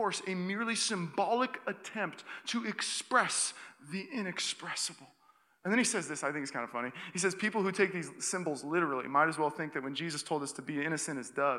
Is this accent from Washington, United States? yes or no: yes; Seattle, Washington, United States; now in Walnut Creek, United States; I grew up in Seattle, Washington